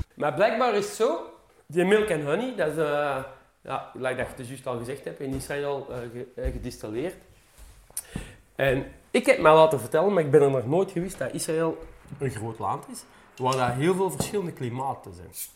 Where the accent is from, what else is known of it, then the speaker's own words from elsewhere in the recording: Meer, Flanders, Belgium; ik ben dan zelf van Meer afkomstig